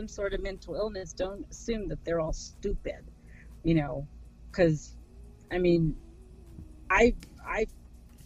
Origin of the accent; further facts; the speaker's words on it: Texas, United States; just because I'm from Texas, I don't sound like that.